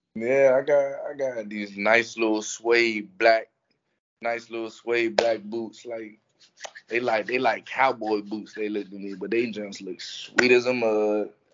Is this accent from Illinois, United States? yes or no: no; Fort Washington, Maryland, United States; moved away as an adult; now in Gainesville, United States; I grew up right in Maryland